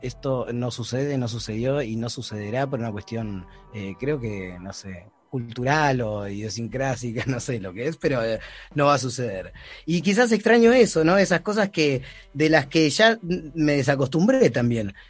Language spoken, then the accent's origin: Spanish; Argentina; moved away as an adult; now in Barcelona, Spain; yo me fui muy chico de Argentina cuando yo tenía 18 años, en el año 2002, me vine aquí solo